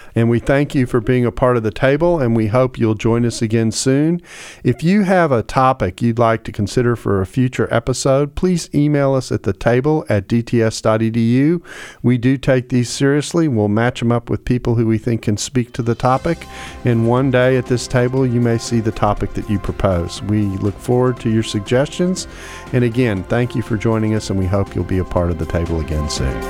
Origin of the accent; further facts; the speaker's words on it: United States; I'm an American who's often in Australia